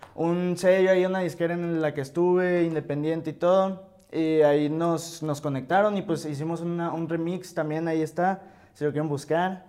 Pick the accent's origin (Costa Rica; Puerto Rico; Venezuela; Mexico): Mexico; Hermosillo, Sonora; yo soy de Hermosillo